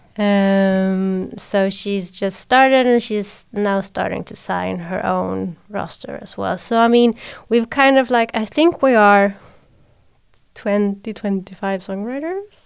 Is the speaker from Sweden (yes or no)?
yes; Sweden